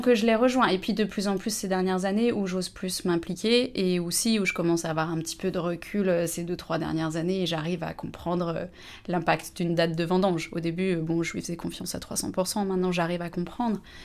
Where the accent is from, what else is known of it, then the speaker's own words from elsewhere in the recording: Annecy, Auvergne-Rhône-Alpes, France; moved away as an adult; also born or lived in Lyon / Montpellier; now in La Motte-Servolex, France; j'ai grandi à Annecy, donc je suis de Haute-Savoie